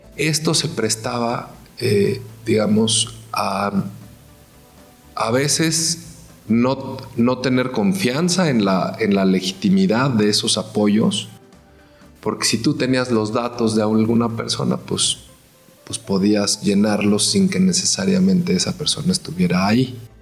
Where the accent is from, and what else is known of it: Mexico